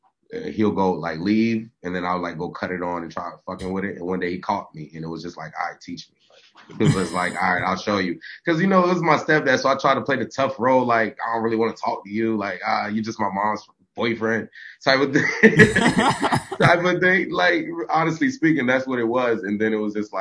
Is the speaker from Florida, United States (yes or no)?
yes; South Florida, United States; I'm from South Florida.